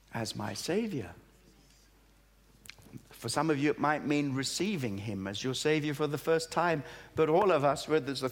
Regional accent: Australia; also born or lived in East Africa; now in Great Britain; I was born in East Africa, brought up in Australia, but lived here in Great Britain

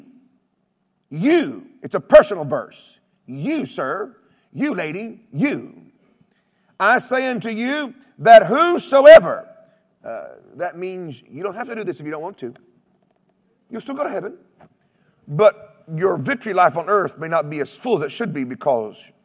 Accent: United States; I come from Oklahoma, Texas, where we have rattlesnakes and badgers

